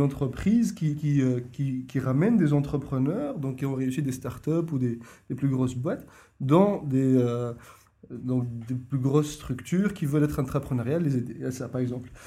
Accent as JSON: {"language": "French", "country": "Tunisia", "moved": "as an adult", "lives_now": "Brussels, Belgium", "said": "je suis tunisien d'origine"}